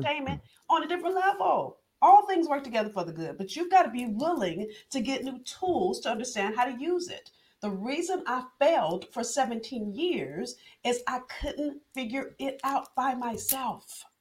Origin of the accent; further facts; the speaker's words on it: Los Angeles, California, United States; I'm from Los Angeles